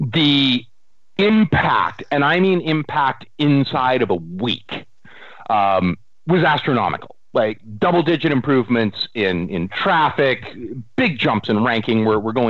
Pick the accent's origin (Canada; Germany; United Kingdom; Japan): Canada